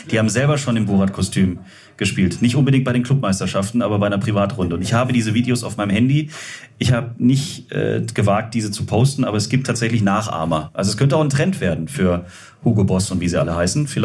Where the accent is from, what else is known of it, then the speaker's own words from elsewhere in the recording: Stuttgart, Baden-Württemberg, Germany; Und auch ich muss als Stuttgarter sagen, es war schön in der Nähe von München.